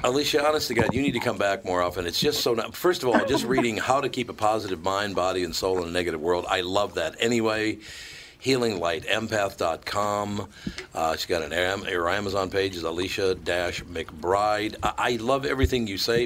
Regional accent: Minneapolis, Minnesota, United States; moved away; I was born and raised in Minnesota

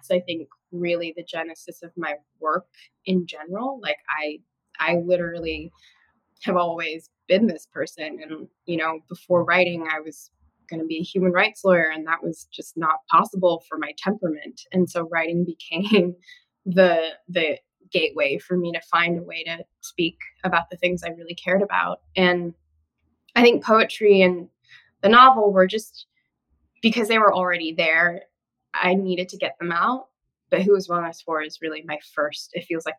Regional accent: Australia; moved away; I grew up in Australia

